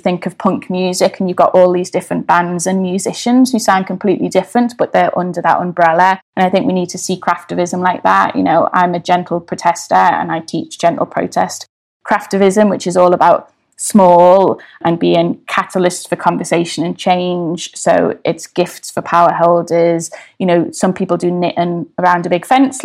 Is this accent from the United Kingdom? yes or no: yes; Liverpool, North West England, United Kingdom; now in London, United Kingdom; where I grew up in Everton